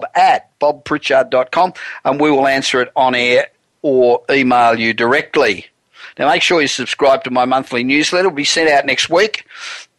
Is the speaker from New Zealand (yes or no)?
no; Australia; moved away as an adult; now in United States; I'm originally Australian, coming here 27 years ago